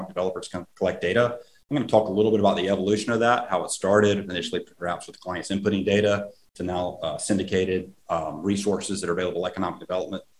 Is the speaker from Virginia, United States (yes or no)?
no; South Carolina, United States; my home state of South Carolina